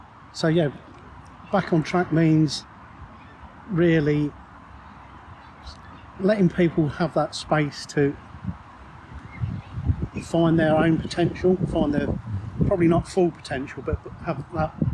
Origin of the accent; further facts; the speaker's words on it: Peterborough, East of England, United Kingdom; Born and bred in Peterborough.